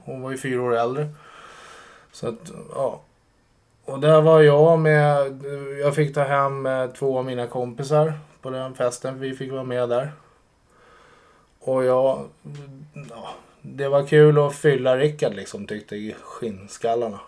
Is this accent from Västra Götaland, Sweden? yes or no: no; Sollentuna, Stockholm County, Sweden; Jag är uppväxt i Sollentuna